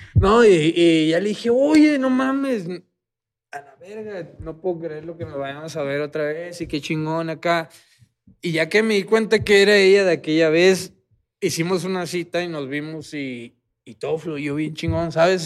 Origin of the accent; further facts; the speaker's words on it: Tijuana, Baja California, Mexico; moved away; also born or lived in Guadalajara; yo soy de Tijuana. Yo viví en Guadalajara y, fui a un evento allá a mi tierra, Tijuana